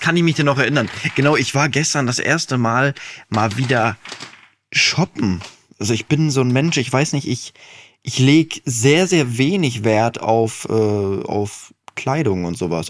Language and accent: German; Dinslaken, North Rhine-Westphalia, Germany; ich bin ja in Dienstlaken geboren. Und da, wo ich früher gewohnt habe, der Wendler war mein Nachbar.